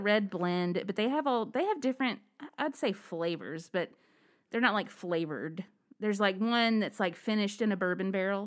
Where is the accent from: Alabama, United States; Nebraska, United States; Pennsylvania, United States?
Alabama, United States; where I grew up in Alabama